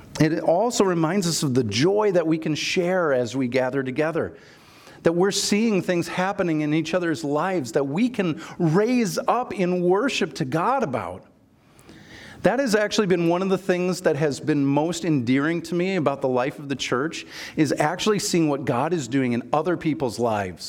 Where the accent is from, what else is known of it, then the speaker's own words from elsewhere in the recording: Minnesota, United States; I'm from Minnesota